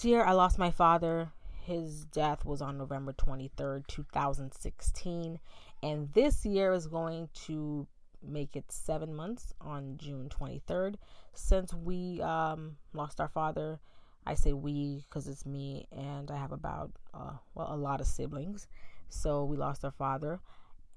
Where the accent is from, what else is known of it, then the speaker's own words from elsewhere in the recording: Bahamas; Growing up in the Bahamas